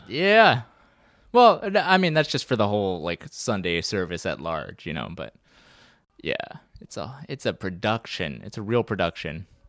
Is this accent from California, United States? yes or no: no; Baton Rouge, Louisiana, United States; I was born in Baton Rouge, Louisiana, so I'm a Southern boy.